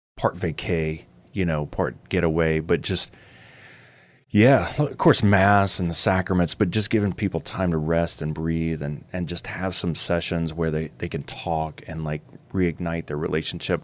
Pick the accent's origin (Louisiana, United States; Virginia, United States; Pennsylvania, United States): Louisiana, United States; We're from Louisiana